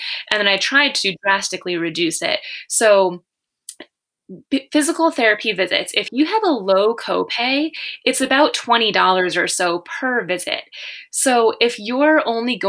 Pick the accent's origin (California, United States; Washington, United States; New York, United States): New York, United States; near Buffalo; I'm from near Buffalo, New York